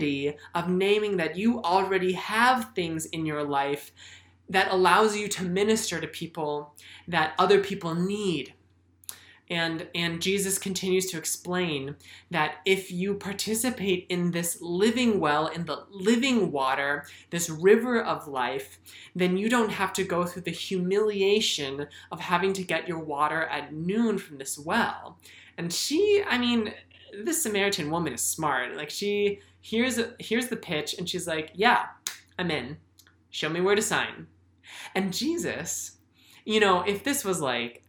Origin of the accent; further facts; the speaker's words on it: United States; I'm Asian American, and one of the reasons why my dad was able to immigrate to the United States